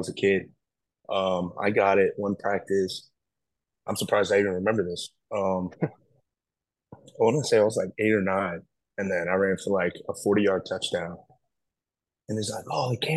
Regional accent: Tampa, Florida, United States; I grew up in Tampa

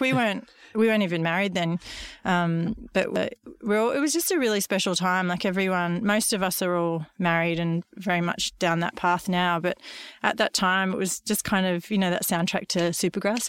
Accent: Gold Coast, Queensland, Australia; I grew up on the Gold Coast in the eighties

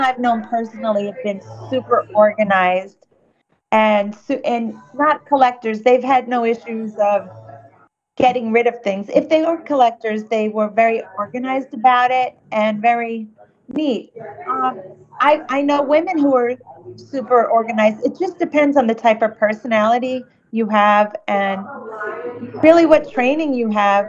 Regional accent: New York, United States; I'm a New Yorker

